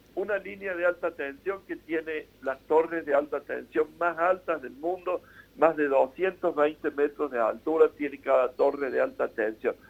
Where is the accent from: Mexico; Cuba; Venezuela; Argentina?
Argentina; Lo vemos nosotros como argentinos